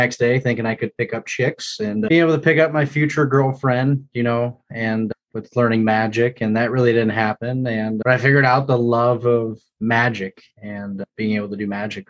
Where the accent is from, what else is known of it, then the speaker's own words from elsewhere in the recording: South Lyon, Michigan, United States; Born and raised in South Lyon, Michigan, so about an hour south of here.